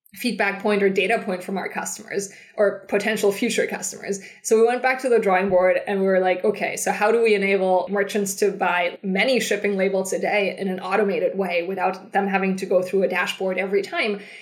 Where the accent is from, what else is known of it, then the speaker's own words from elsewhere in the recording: Germany; moved away as an adult; also born or lived in Switzerland / San Francisco; I'm originally from Germany